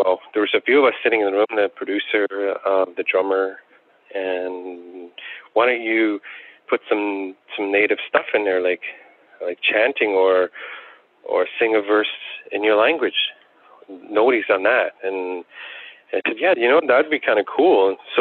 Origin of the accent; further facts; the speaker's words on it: Attawapiskat, Ontario, Canada; growing up in Attawapiskat, I knew only one person who played the harmonica